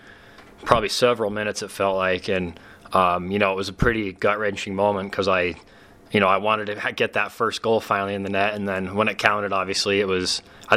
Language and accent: English; West Valley City, Utah, United States; my hometown team